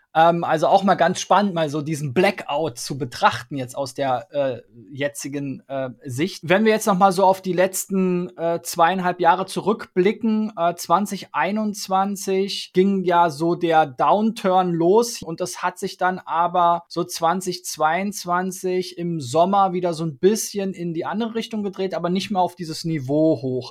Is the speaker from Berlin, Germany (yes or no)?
yes; Berlin, Germany; ich komme ursprünglich aus Spandau